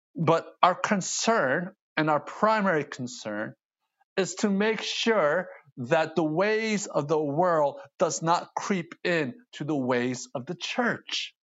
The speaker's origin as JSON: {"language": "English", "country": "United States", "tie": "born or raised there", "said": "I see an Asian male, born in the States, speaks English"}